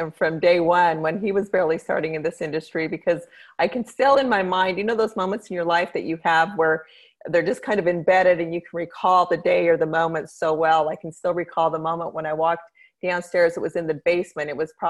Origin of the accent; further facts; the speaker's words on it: Idaho Falls, Idaho, United States; born there; also born or lived in Mexico; I was born in Idaho Falls, Idaho.